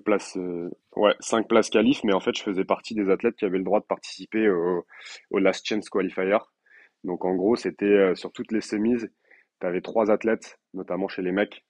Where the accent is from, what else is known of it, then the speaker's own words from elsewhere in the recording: Limoges, Nouvelle-Aquitaine, France; also born or lived in Colombes, Paris region; now in Paris region, France; je suis originaire de Limoges et j'habite en région parisienne